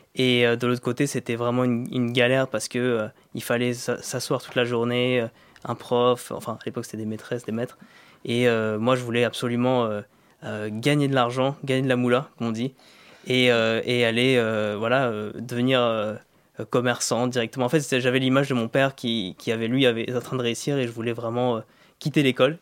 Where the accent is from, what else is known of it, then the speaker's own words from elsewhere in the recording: Vitry-sur-Seine, Île-de-France, France; moved away as an adult; also born or lived in Côte d'Ivoire / India; J'ai grandi dans le 9-4